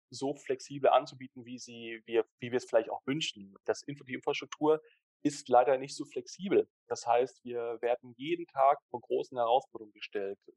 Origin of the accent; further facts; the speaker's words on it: Switzerland; dass wir als Schweizer da auch Vorreiter sind in der Schweiz